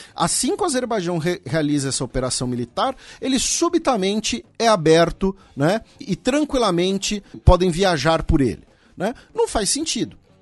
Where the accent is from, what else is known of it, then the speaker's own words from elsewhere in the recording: Brazil; nós que somos brasileiros